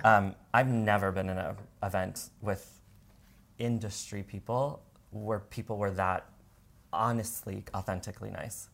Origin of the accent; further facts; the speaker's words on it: Washington, United States; moved away as an adult; now in San Diego, United States; I'm from Washington